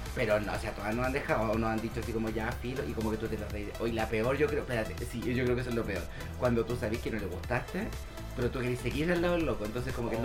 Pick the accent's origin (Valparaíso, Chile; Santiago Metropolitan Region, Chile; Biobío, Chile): Santiago Metropolitan Region, Chile; Santiago; nosotros somos de Santiago